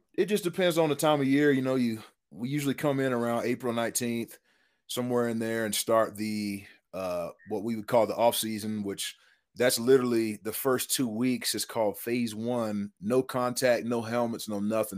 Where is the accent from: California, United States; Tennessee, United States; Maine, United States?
Tennessee, United States; East; moved away; Grew up in East Tennessee